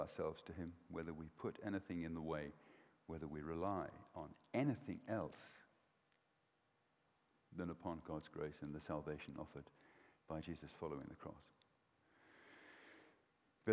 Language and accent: English; Welsh, Wales, United Kingdom; I'm Welsh